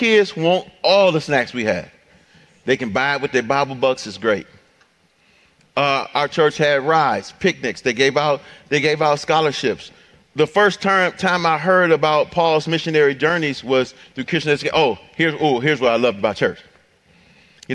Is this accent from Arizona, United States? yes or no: no; Detroit, Michigan, United States; growing up in Detroit, at the end of your block, you know, it'd be like a corner store or something